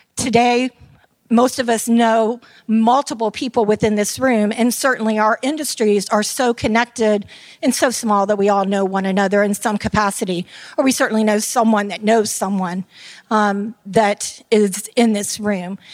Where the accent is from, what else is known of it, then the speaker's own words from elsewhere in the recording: Tampa, Florida, United States; I am from Tampa, Florida, and I am called a Tampeno.